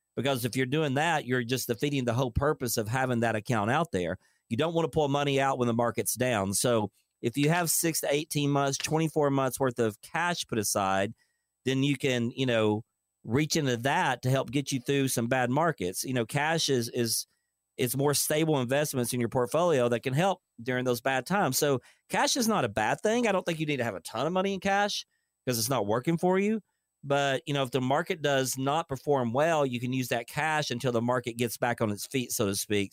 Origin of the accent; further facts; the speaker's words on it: Dayton, Tennessee, United States; I'm from Dayton, Tennessee